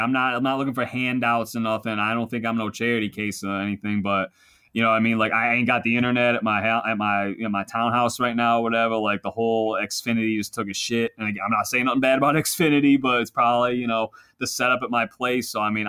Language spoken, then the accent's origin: English; Philadelphia, Pennsylvania, United States; That's just I know I'm from Philly, but that's kind of my team.